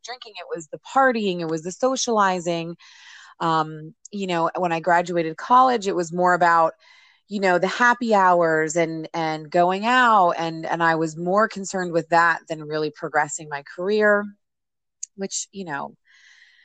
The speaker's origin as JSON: {"language": "English", "region": "New Jersey", "country": "United States", "tie": "born or raised there", "said": "My family and I live here in New Jersey, and I grew up in New Jersey"}